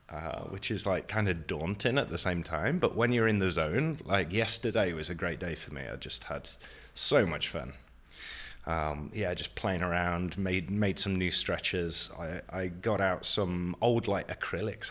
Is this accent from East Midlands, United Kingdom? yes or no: yes; Nottingham, East Midlands, United Kingdom; moved away as an adult; also born or lived in Wales; now in Prague, Czech Republic; The U K, from Nottingham. Born in Wales, so I'm secretly Welsh, but lived m, a lot of my life in Nottingham.